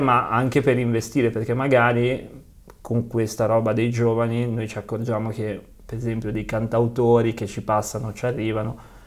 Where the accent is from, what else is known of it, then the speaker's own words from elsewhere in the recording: Genoa, Liguria, Italy; da bravi genovesi